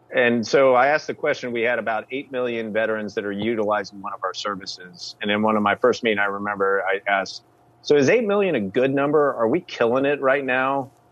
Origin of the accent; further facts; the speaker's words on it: the Ozarks, United States; moved away; also born or lived in San Francisco / Washington, District of Columbia, United States; my hometown in the Ozarks